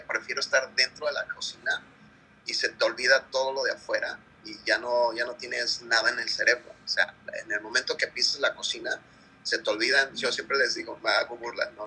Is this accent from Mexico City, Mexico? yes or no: no; Guerrero, Mexico; now in United States; En Guerrero, mi pueblo